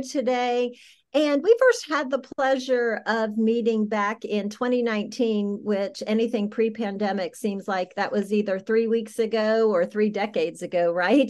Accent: South Carolina, United States; moved away; I grew up in South Carolina

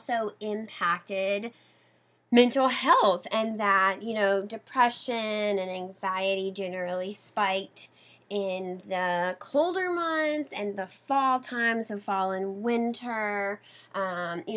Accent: Mississippi, United States; now in Boston, United States; I grew up in Mississippi, very close to the coast, the shoreline of Mississippi, down in the bay

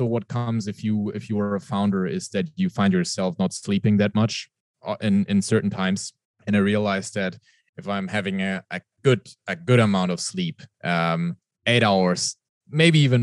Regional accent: Germany; English is a second language; You can most probably hear it from my accent. I'm not from the US. I'm from Europe, from Germany.

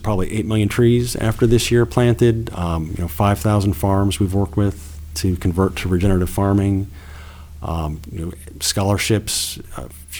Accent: Ohio, United States; moved away; also born or lived in Indiana; I grew up in Ohio, went to college at Miami of Ohio.

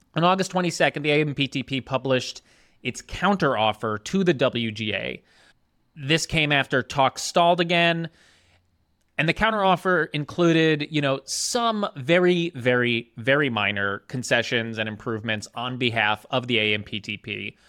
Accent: Jersey Shore, New Jersey, United States; moved away; I grew up on the Jersey Shore in a shore town.

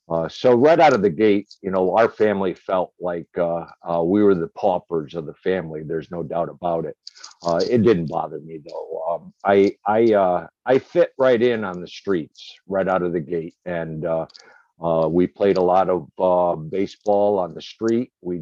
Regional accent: Binghamton, New York, United States; So I was born in Binghamton, New York.

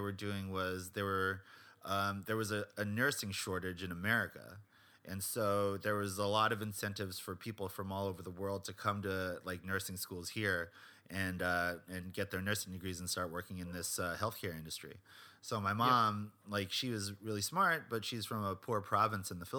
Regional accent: Cherry Hill, New Jersey, United States; moved away as an adult; also born or lived in Elizabeth, New Jersey; now in Philadelphia, United States; We're from Cherry Hill, New Jersey, which is a 20-minute ride away from Philadelphia

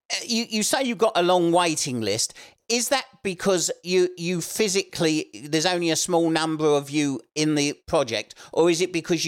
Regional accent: Kent, South East England, United Kingdom; I grew up in Kent, in a little village in Kent, and there was a big water trough in our village.

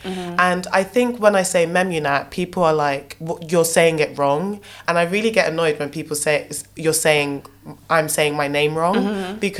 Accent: London, United Kingdom; also born or lived in Ghana; she had me in the UK in King's Cross Hospital.

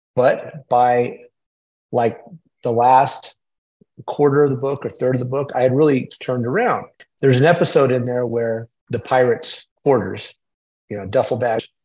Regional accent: United States; I was raised on the Mexican U.S. border

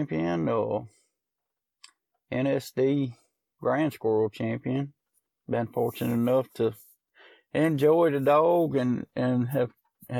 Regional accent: Smithdale, Mississippi, United States; from Smithdale, Mississippi. Just enjoy living a little tree dog life from time to time and working like everybody else. And I've lived in Amick County all my life, 43 years old now

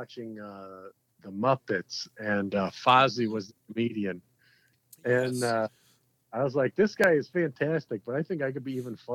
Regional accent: Dawson, Illinois, United States; also born or lived in Chicago; grew up in the middle of Illinois, a little town right outside of Springfield

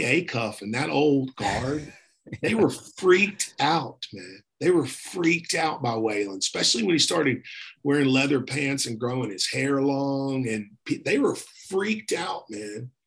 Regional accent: Beaumont, Texas, United States; I'm from Beaumont, Texas

